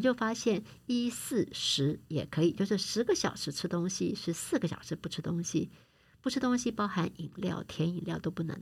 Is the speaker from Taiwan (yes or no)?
yes; Taiwan; 我们台湾人